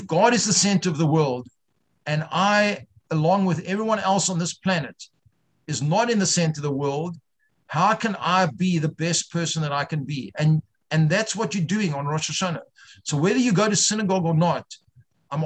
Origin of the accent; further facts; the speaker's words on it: South Africa; moved away; I grew up Reform in South Africa